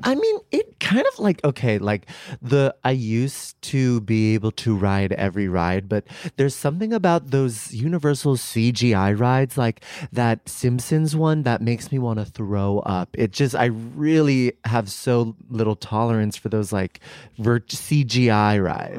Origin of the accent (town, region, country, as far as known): San Rafael, California, United States; also born or lived in New York; now in Los Angeles, United States